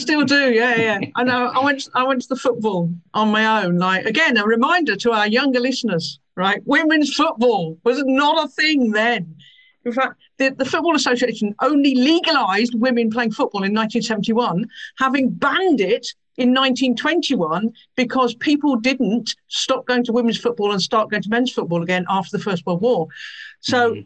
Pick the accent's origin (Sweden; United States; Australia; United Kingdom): United Kingdom; Peterborough, East of England; moved away; Growing up in Peterborough